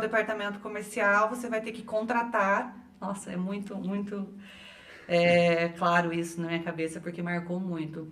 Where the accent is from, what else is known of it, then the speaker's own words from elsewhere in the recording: interior of São Paulo, Brazil; moved away; also born or lived in Maringá; Eu venho de uma cidade do interior de São Paulo, uma mini cidade